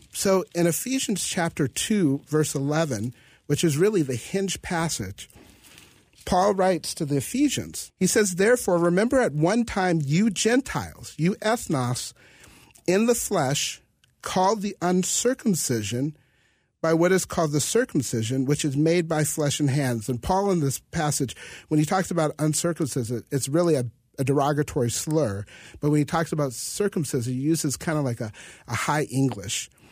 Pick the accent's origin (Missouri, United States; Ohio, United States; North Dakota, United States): North Dakota, United States; Grand Forks; I'm from Grand Forks, North Dakota, so I think of myself as a chocolate Norwegian